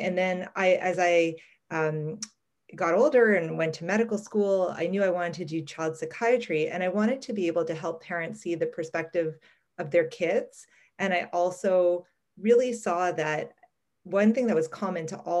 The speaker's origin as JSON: {"language": "English", "town": "Montreal", "region": "Quebec", "country": "Canada", "tie": "born or raised there", "said": "I was actually born and raised in Montreal"}